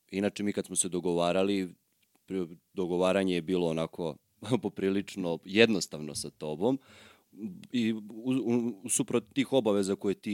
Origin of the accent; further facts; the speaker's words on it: Obrenovac, Belgrade, Serbia; ja živim u Obrenovcu od kad znam za sebe, ali sam rođen u Beogradu.